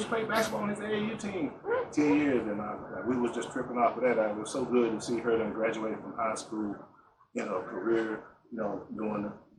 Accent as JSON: {"language": "English", "area": "Bells", "region": "Tennessee", "country": "United States", "also_born_or_lived": "Atlanta, Georgia", "moved": "yes", "said": "I'm from Bellbrook. So I tell the story all the time. When I left Tennessee and went to Atlanta to play basketball"}